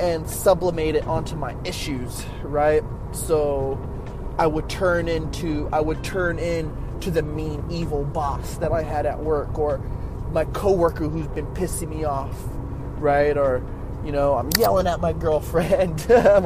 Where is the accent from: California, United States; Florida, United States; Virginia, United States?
California, United States; Oxnard; the neighborhood I grew up in Oxnard. Oxnard's not that big of a city